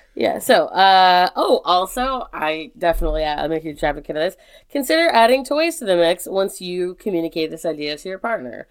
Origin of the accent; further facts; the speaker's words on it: United States; I'm just so fucking proud of being American right now.